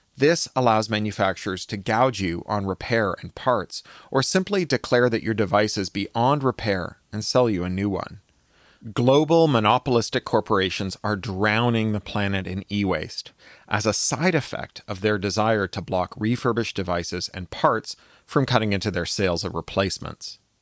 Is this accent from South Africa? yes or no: no; Canada; now in Los Angeles, United States; I was born in Canada